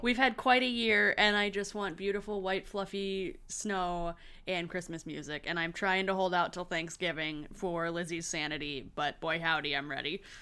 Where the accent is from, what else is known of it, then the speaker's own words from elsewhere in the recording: Michigan, United States; also born or lived in Chicago; I'm not a valid Midwesterner who grew up in Michigan.